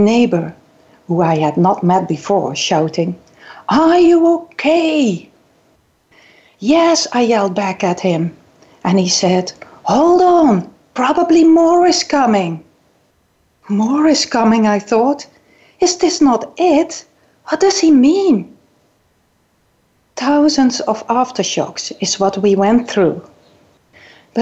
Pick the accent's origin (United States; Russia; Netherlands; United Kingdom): Netherlands; English is a second language; moved away as an adult; also born or lived in South Island, New Zealand / Governor's Bay, New Zealand; now in New Zealand; You can hear that I'm coming maybe from the Netherlands